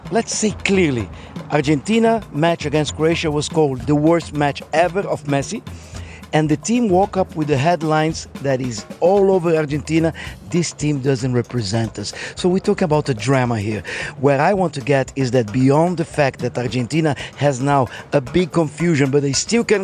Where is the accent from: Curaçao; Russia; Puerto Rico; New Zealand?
Russia; I'm from Russia, but I love Brazil